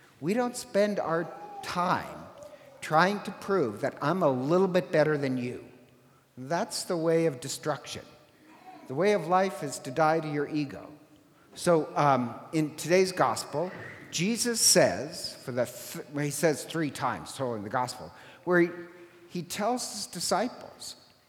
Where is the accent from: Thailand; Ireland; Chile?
Ireland; I'm Irish, and in Gaelic, we don't have a word for sober